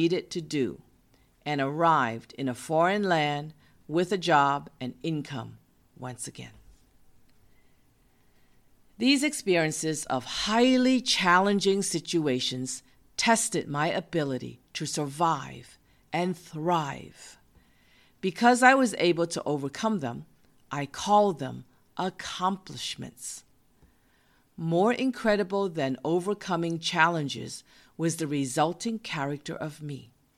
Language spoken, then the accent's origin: English; Boston, Massachusetts, United States; He was from California and I was from Massachusetts. We met in my hometown of Boston.